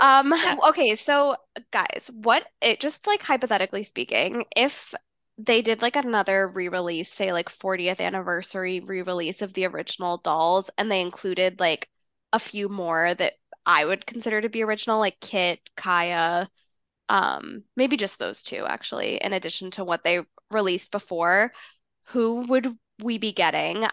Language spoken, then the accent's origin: English; Massachusetts, United States; growing up in Massachusetts